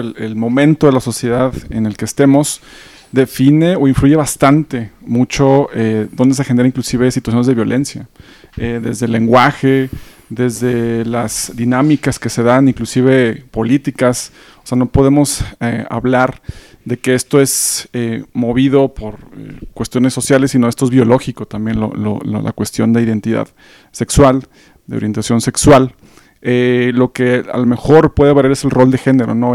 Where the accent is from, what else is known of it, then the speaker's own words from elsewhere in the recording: Monterrey, Nuevo León, Mexico; now in Mexico City, Mexico; yo soy de Monterrey